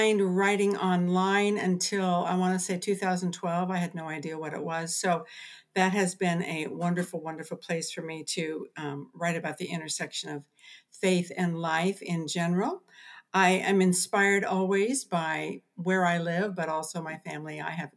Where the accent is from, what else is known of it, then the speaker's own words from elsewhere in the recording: Southern California, United States; moved away as an adult; now in Seattle, United States; I was born and raised down in Southern California and then moved to Central California when I got married